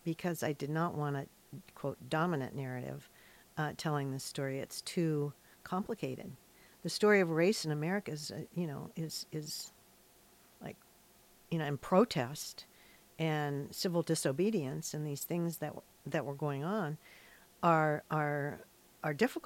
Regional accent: Hillsboro, Ohio, United States; born or raised there; now in Astoria, United States

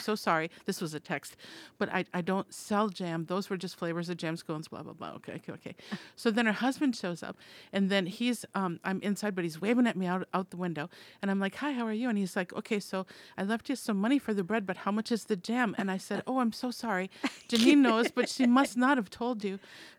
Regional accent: Minnesota, United States; moved away as an adult; when I moved here trying to find, and this is, you know, 30 years ago, trying to find prime beef, and I came from Minnesota.

